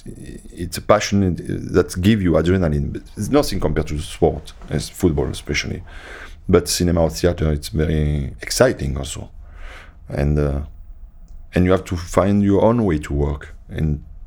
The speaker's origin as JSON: {"language": "English", "country": "France", "said": "And I came from France. I played for France, but nobody knew me when I arrived, you know."}